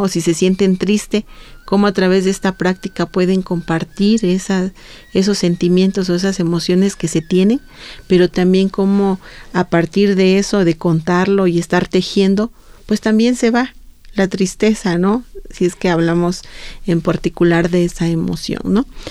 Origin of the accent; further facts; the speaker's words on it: Santo Domingo Chontecomatlán, Oaxaca, Mexico; hay un cerro sagrado allá, en, sobre todo en mi pueblo, en Santo Domingo Matlán